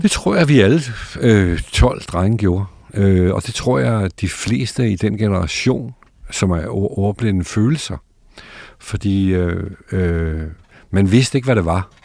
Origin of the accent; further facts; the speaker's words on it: Bagsværd, Capital Region of Denmark, Denmark; also born or lived in Gladsaxe; Jeg er født i Bagsvær, øh, i noget, der hedder Bindeledet